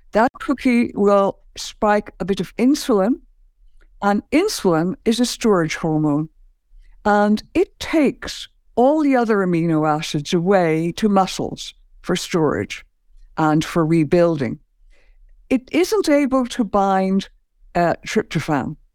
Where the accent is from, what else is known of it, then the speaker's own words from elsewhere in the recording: Ireland; I grew up in Ireland